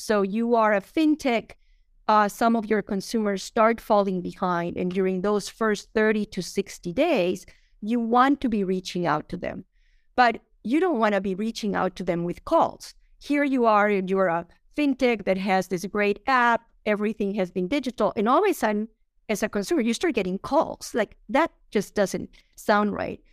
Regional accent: Colombia; moved away; I'm from Colombia

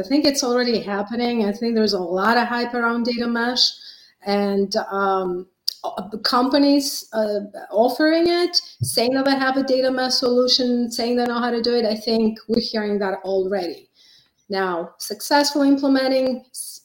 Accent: Greece; now in United States; I've been in the States for over 30 years, but I was born and raised in Greece

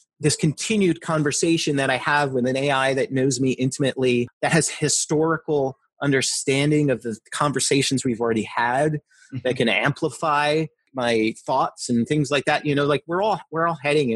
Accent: New Jersey, United States; also born or lived in outside Philadelphia, Pennsylvania; now in Philadelphia area, United States; where I grew up in Jersey

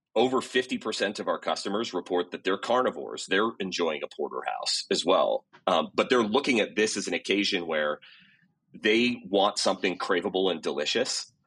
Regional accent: Gig Harbor, Washington, United States; moved away; I grew up in Seattle, south of Seattle, out on the West Coast

